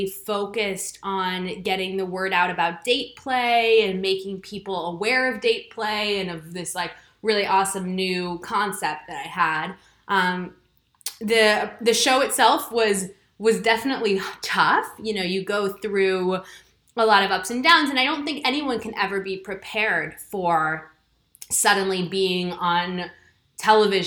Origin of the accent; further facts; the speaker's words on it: New York City, New York, United States; moved away as an adult; now in United Kingdom; I was born and raised in Manhattan in New York City